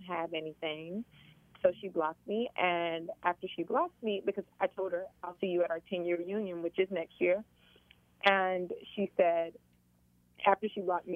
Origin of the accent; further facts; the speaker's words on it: Tifton, Georgia, United States; I'm from Tifton. I was born and raised there